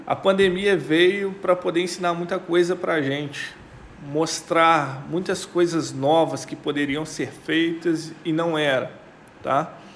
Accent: Minas Gerais, Brazil; como bom mineiro que é

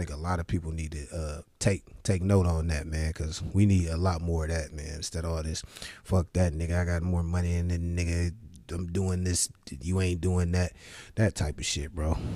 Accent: Cleveland, Ohio, United States; I'm from Cleveland

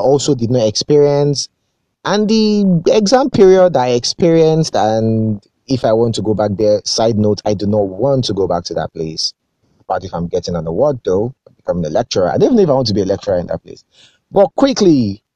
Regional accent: Akure, Ondo, Nigeria; moved away as an adult; also born or lived in Lagos; I grew up in Akure

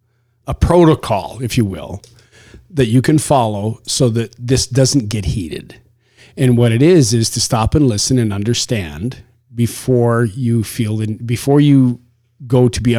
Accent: Canada; now in United States; I'm Canadian originally

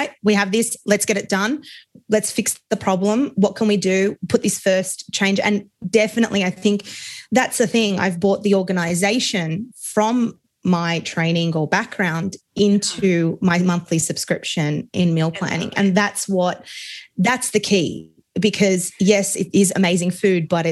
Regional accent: Australia; accent: Australian; my accent, I'm Australian. So super multicultural here

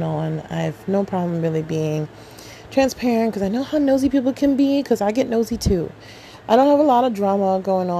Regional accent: New York City, New York, United States; I'm a African American born here in Queens, New York.

